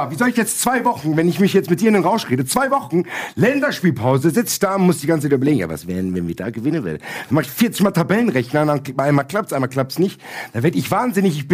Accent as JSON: {"language": "German", "town": "Frankfurt", "region": "Hesse", "country": "Germany", "said": "da kann ich mich auch als Frankfurter mit identifizieren."}